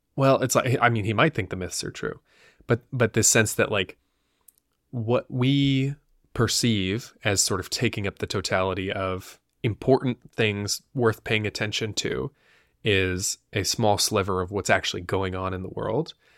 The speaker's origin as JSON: {"language": "English", "country": "United States", "said": "as an American viewer"}